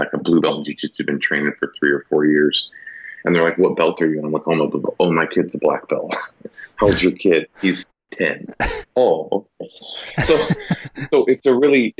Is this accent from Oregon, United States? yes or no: yes; Willamina, Oregon, United States; I grew up out in Willamina